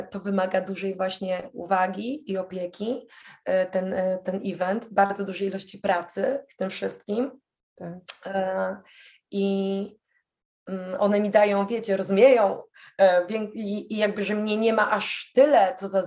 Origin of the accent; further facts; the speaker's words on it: Poland; się pytają, a skąd jesteś? Z Polski.